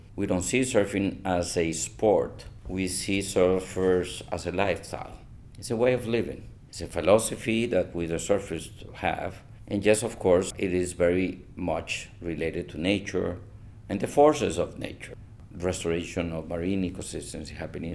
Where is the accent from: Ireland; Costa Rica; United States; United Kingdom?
Costa Rica; Where are you from? And I said, Costa Rica.